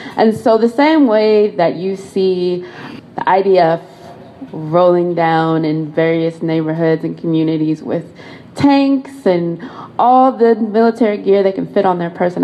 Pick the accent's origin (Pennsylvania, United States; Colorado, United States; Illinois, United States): Colorado, United States; moved away as an adult; now in Washington, D.C., United States; I am from Colorado